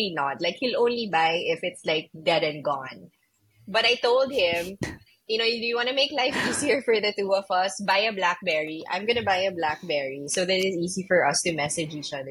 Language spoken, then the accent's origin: English; Manila, Metro Manila, Philippines; accent: somewhere in between American and Asian; also born or lived in New York City, United States; I'm from Manila and everybody speaks English here